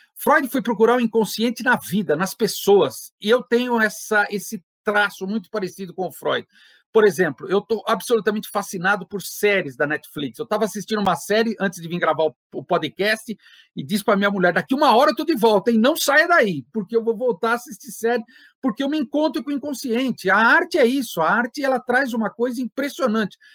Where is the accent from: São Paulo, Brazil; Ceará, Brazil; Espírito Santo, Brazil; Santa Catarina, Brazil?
São Paulo, Brazil; Santo André; eu sou da cidade de Santo André